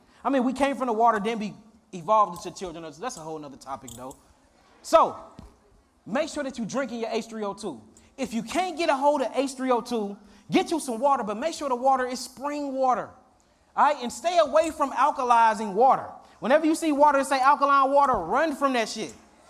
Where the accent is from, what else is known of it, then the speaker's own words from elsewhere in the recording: Philadelphia, Pennsylvania, United States; And mind you, we came from Philly to here.